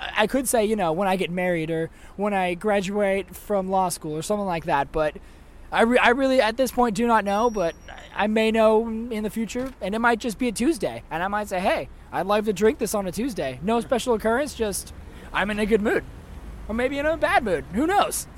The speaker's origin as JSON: {"language": "English", "town": "Santa Cruz", "region": "California", "country": "United States", "said": "I'm uh, from Santa Cruz, California."}